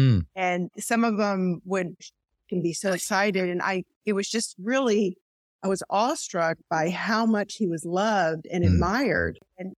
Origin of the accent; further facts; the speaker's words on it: Louisville, Kentucky, United States; moved away; also born or lived in Texas; I was from Louisville, Kentucky.